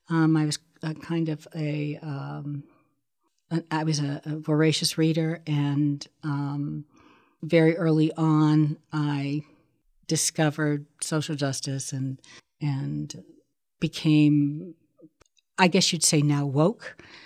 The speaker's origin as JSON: {"language": "English", "town": "Sharon", "region": "Pennsylvania", "country": "United States", "tie": "born there", "said": "I was born in Sharon, Pennsylvania."}